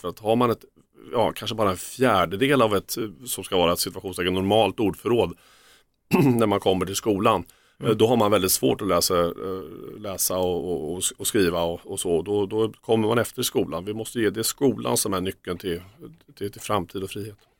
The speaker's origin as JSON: {"language": "Swedish", "town": "Örebro", "region": "Örebro County", "country": "Sweden", "said": "Jag är från Örebro"}